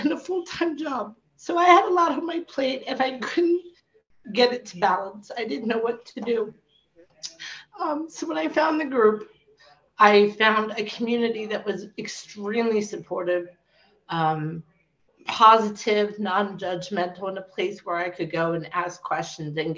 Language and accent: English; York, Pennsylvania, United States; I'm from York, Pennsylvania